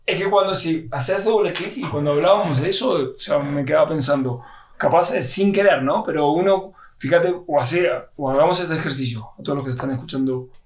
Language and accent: Spanish; Argentina; En Argentina, que yo se lo preparaba a mi papá cuando yo tenía 10, 12 años